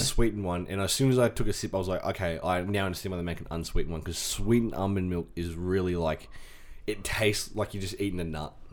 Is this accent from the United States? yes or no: no; Scone, New South Wales, Australia; we were in our Scone High School Year Twelve jerseys